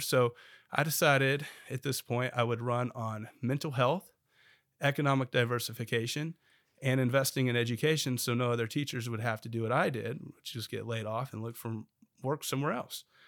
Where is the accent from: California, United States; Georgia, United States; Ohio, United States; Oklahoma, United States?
Oklahoma, United States; Bartlesville; moved away as an adult; now in Oklahoma City, United States; I'm originally from Bartlesville